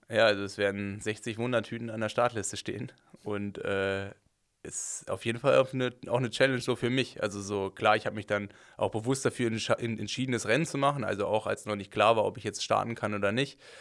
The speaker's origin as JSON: {"language": "German", "country": "Germany", "said": "als Deutscher"}